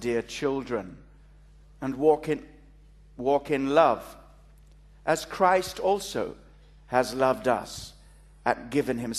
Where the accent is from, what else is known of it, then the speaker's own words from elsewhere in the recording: Kalgoorlie, Western Australia, Australia; accent: Australian; moved away; also born or lived in East Africa; I was born in East Africa, brought up in Australia.